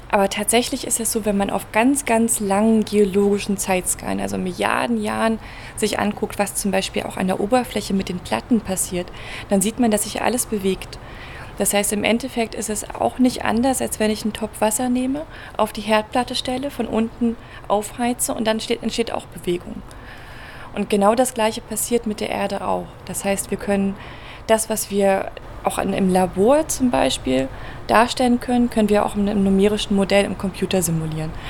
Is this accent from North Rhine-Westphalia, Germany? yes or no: no; Berlin, Germany; Ich komme ursprünglich aus Berlin